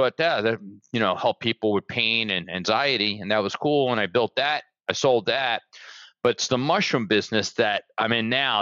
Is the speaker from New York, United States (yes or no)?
yes; New York City, New York, United States; moved away as an adult; now in Fort Lauderdale, United States; I'm from Brooklyn, New York. But I've been living down here now like over 25 years